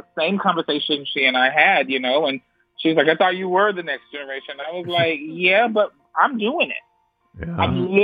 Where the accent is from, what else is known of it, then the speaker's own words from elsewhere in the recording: Brevard, North Carolina, United States; I grew up in Brevard, North Carolina.